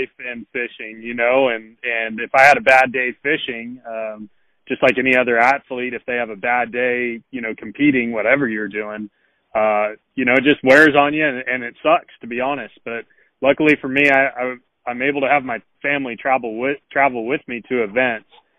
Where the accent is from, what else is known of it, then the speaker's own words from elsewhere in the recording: Northern California, United States; moved away as an adult; now in Alabama, United States; I grew up in Northern California, 33 years old now, and I moved out here to Alabama when I was 23